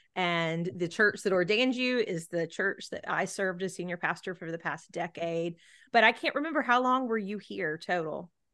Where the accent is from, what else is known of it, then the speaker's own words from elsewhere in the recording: Gulf Coast, United States; I'm certainly not from an island, I grew up on the Gulf Coast